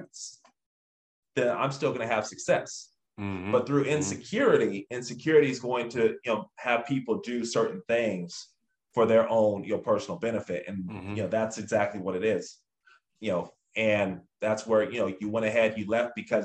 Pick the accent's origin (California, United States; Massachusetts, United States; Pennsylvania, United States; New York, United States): California, United States; Lake Elsinore; also born or lived in Anaheim; growing up in SoCal